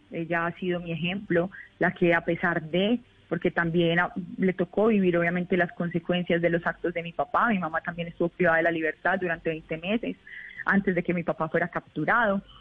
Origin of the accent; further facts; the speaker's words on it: Colombia; como un ciudadano común y corriente colombiano